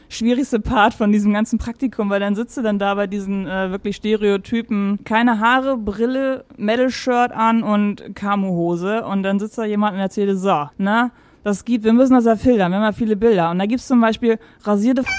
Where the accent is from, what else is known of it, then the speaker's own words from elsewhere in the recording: Schleswig-Holstein, Germany; also born or lived in Mecklenburg-Vorpommern / Stuttgart; now in Hamburg, Germany; vier war ich, als vier. wir rübergezogen sind. Mhm, nach Schleswig-Holstein.